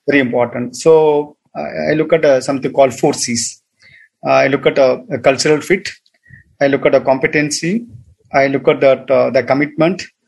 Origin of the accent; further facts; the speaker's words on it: Tamil Nadu, India; moved away as an adult; also born or lived in United States; I'm from Tamil Nadu